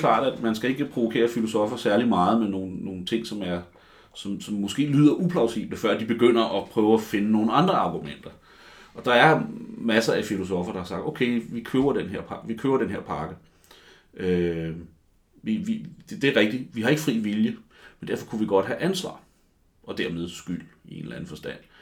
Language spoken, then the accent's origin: Danish; Copenhagen, Capital Region of Denmark, Denmark; jeg er sådan en rigtig københavner